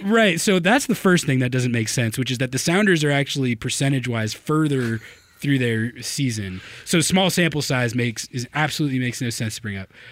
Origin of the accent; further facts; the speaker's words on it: Santa Fe, New Mexico, United States; now in Seattle, United States; I'm from Santa Fe, New Mexico